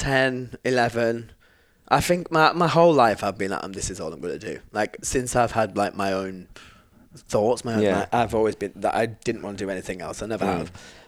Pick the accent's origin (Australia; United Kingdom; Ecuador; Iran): United Kingdom; Filey, Yorkshire and the Humber; I'm from 20 minutes away, which is Filey. It's North Yorkshire. It is on the coast